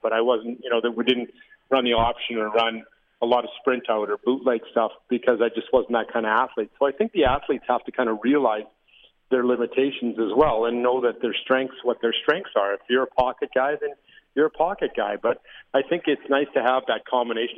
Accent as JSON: {"language": "English", "town": "Regina", "region": "Saskatchewan", "country": "Canada", "tie": "born or raised there", "said": "as a little little guy growing up in Taylor Field"}